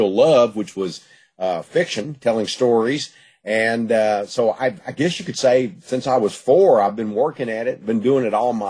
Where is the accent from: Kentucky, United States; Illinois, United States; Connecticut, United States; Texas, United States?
Texas, United States; Gladewater; I was growing up in East Texas, Gladewater, you know, area. I was born in Gladewater and lived in the East Texas area all my life.